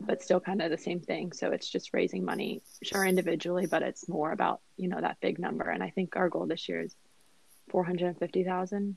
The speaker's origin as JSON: {"language": "English", "region": "Northern Virginia", "country": "United States", "said": "I am from Northern Virginia"}